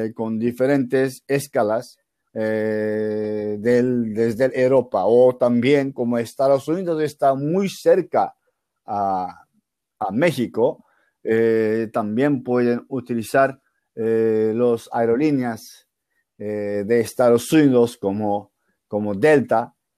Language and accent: Spanish; Turkey; Spanish is a second language; yo soy un turco